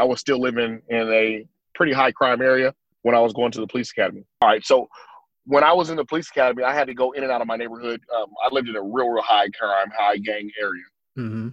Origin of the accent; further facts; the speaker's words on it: Fresno, California, United States; Born and raised in uh, Fresno, California, the Central Valley